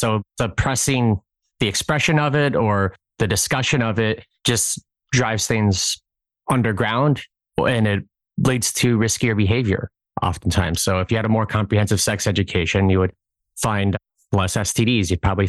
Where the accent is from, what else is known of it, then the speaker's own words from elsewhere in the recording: Brainerd, Nebraska, United States; Brainerd, Nebraska.